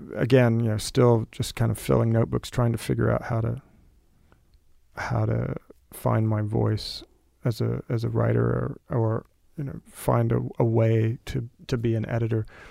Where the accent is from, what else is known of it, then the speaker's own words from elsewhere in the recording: Del Rio, Texas, United States; moved away; I grew up in Del Rio, Texas, went to public schools